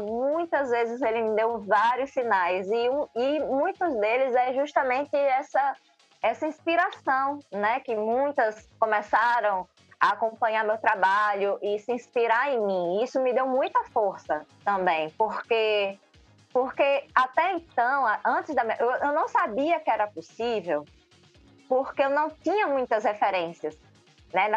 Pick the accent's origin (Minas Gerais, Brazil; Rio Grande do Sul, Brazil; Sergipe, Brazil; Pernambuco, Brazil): Sergipe, Brazil; Aracaju; Eu sou de Aracaju, Sergipe